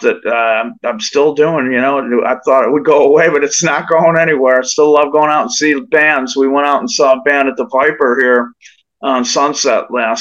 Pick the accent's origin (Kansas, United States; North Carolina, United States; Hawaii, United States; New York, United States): New York, United States; my hometown in New York